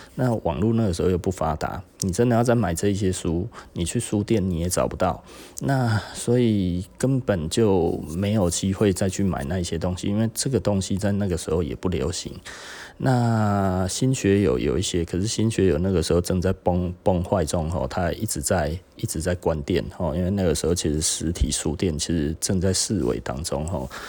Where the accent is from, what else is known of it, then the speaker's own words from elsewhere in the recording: Taichung, Taiwan; also born or lived in Taipei; 因为台中人很喜欢上台北哈，那我以前也是啦